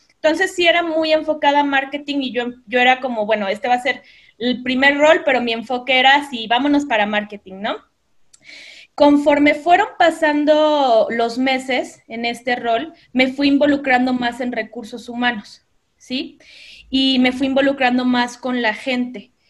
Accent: Veracruz, Mexico; moved away as an adult; also born or lived in Costa Rica / Mexico City; yo soy de Veracruz, por eso me encanta el café, eh, amo el café, soy de Veracruz. En Veracruz estudié publicidad

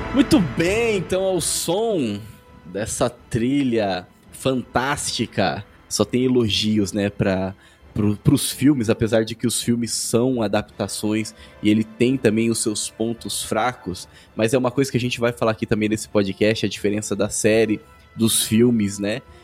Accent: Brazil; Somos brasileiros

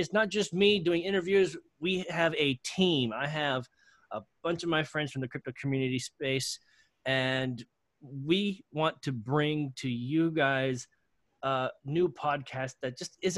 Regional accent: North Carolina, United States; now in California, United States; I miss my home state of North Carolina

